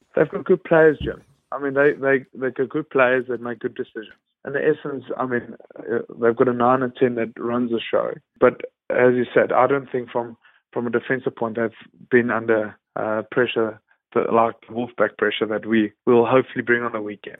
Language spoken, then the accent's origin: English; South Africa; moved away as an adult; now in United Kingdom; as a South African coming to the U K